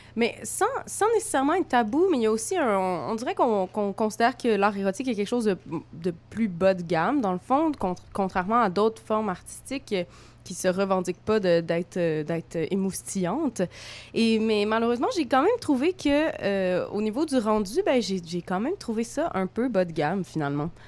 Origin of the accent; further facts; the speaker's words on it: Montreal, Quebec, Canada; accent: franco-montréalais; je, suis une petite fille euh, de, l'Est euh, de la ville, euh, comme mon accent bien franco franco-montréalaise le dit